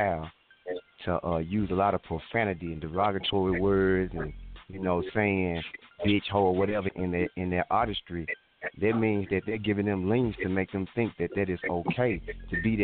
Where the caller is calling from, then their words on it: Memphis, Tennessee, United States; I'm calling from Memphis, Tennessee